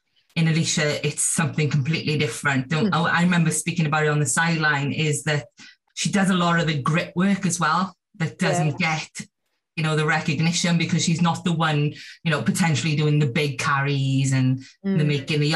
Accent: Welsh, Wales, United Kingdom; we're Welsh

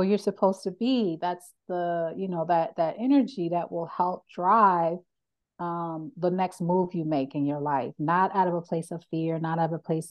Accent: Philadelphia, Pennsylvania, United States; moved away; I'm originally from Philadelphia, which is a very culturally rich city

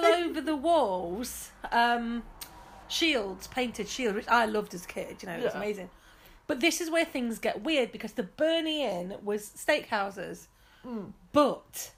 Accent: England, United Kingdom; we are very English.

